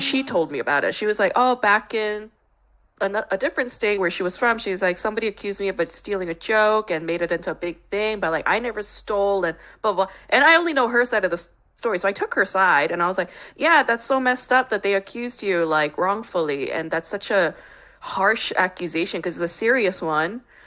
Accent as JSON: {"language": "English", "region": "New York", "country": "United States", "tie": "born or raised there", "moved": "yes", "lives_now": "Los Angeles, United States", "said": "I grew up in New York."}